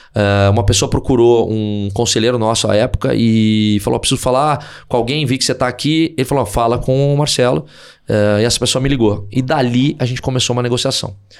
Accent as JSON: {"language": "Portuguese", "town": "Porto Alegre", "region": "Rio Grande do Sul", "country": "Brazil", "moved": "yes", "said": "eu sou de Porto Alegre"}